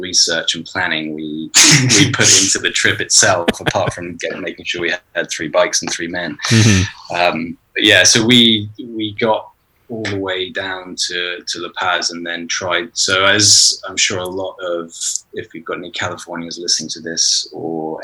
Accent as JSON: {"language": "English", "country": "United Kingdom", "said": "We're both British"}